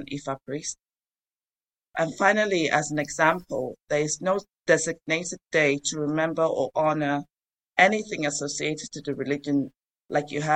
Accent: Nigeria; my time growing up in Nigeria

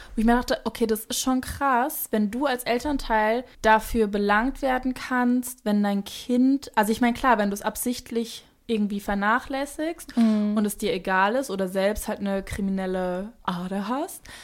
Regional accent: Hesse, Germany; accent: Hessian; wie sehr mein hessischer Akzent durchkam

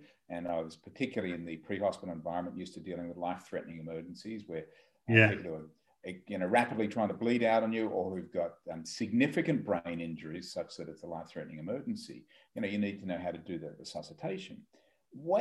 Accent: Australia; I am an Australian. We're a long way away from you at the moment.

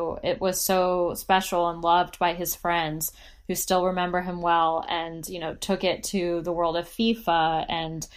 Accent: United States; I'm American.

